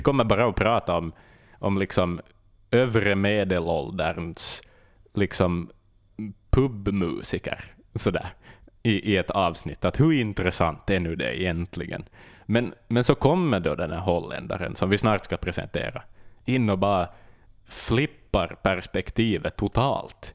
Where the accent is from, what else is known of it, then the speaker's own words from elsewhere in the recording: Vaasa, Ostrobothnia, Finland; min hemstad